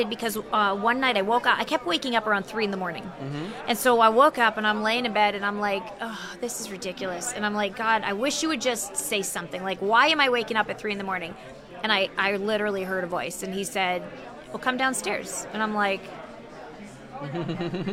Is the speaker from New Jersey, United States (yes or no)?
no; Chicago, Illinois, United States; also born or lived in Texas; We're from the Chicago area